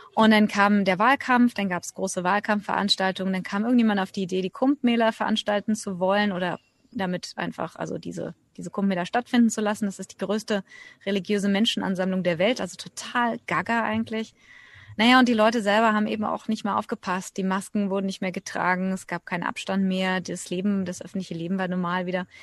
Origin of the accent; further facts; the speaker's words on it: Germany; moved away as an adult; now in India; Ich bin Deutsche, eigentlich ursprünglich ausgewandert vor mittlerweile knapp 20 Jahren.